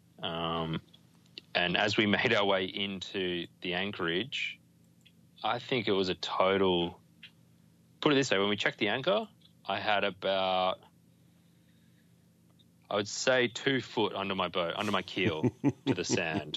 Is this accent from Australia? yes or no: yes; Australia; being Australian